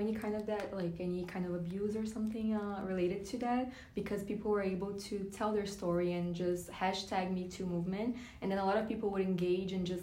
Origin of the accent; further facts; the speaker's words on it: Brazil; now in Florida, United States; I'm from Brazil